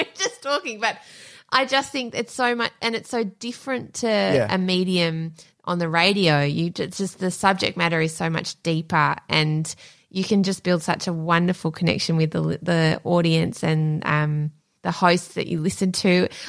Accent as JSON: {"language": "English", "country": "United Kingdom", "said": "As a Brit, our national curriculum somehow just skips all of the horrific colonial history."}